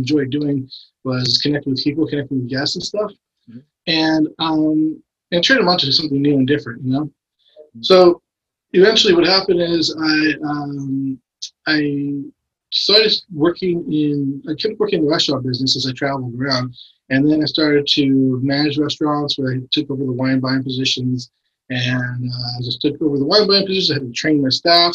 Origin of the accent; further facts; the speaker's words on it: San Diego, California, United States; also born or lived in Mexico / San Francisco; I grew up in San Diego. I was born in San Diego, lived in Mexico as a little boy until about, you know, age of school, and moved back to San Diego and grew up in North Park, Mission Hills